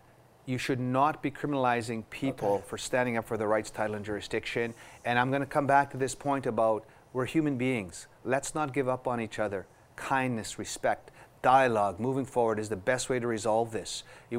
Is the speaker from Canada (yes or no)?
yes; Canada; So I would say it's coming together because we're all in this together as Canadian people, you know, as First Nations people and non-Indigenous people.